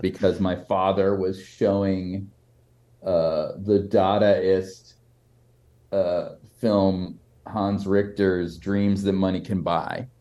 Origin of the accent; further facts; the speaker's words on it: Boston, Massachusetts, United States; also born or lived in New York; I grew up in Boston.